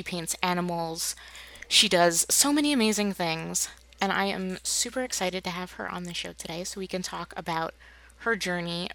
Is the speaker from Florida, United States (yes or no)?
no; New Jersey, United States; now in Michigan, United States; we grew up in New Jersey on the East Coast, and we moved out to Michigan